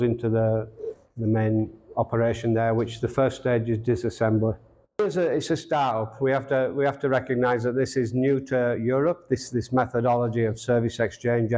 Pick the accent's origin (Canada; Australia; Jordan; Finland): Australia; also born or lived in Brisbane, Australia; I'm from Australia